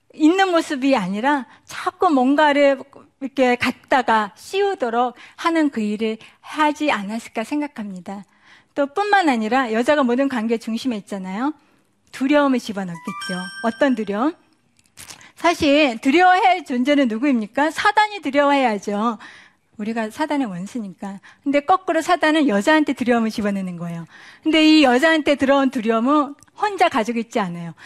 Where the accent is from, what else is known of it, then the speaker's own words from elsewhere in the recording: South Korea; moved away as an adult; now in United States; 저는 한국 사람이었다가 미국 사람이 됐고